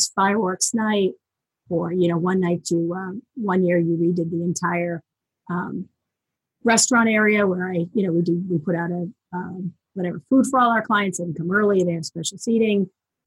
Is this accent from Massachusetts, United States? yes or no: yes; just outside of Boston, Massachusetts, United States; I grew up just outside of Boston